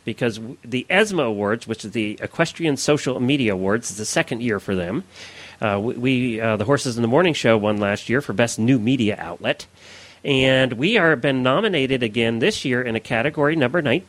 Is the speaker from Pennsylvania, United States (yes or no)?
yes; Lancaster County, Pennsylvania, United States; I grew up in Lancaster County, Pennsylvania, where we had Amish